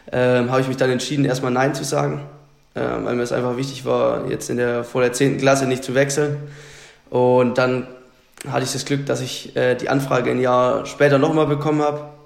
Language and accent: German; Lichtenstein, Baden-Württemberg, Germany; now in Berlin, Germany; ähm, genau, also ich bin zugezogen äh, nach Berlin ähm, und komme ursprünglich aus dem Schwabenland.